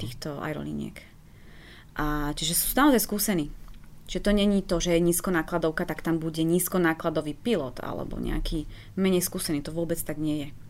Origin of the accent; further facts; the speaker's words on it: Slovakia; ja som bol zo Slovenska